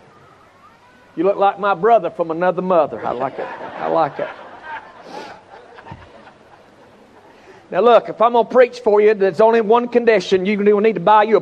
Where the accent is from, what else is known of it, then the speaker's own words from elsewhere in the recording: Charlotte, North Carolina, United States; I'm from Charlotte, North Carolina